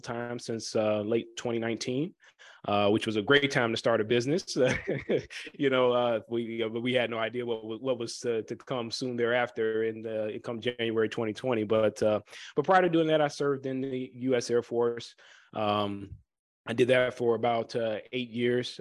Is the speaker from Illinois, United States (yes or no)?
yes; Chicago, Illinois, United States; I am from the Chicagoland area.